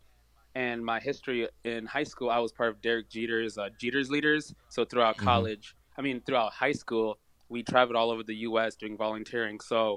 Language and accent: English; Kalamazoo, Michigan, United States; also born or lived in Harare, Zimbabwe; I was born in Harare, Zimbabwe. And my family and I came here for, you know, the American dream in 2001. And then from there, basically, you know, went through Kalamazoo schools, college